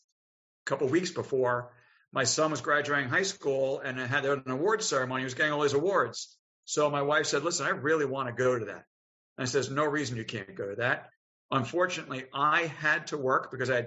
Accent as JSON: {"language": "English", "area": "Long Island", "region": "New York", "country": "United States", "moved": "as an adult", "lives_now": "Richmond, United States", "said": "I was from Long Island"}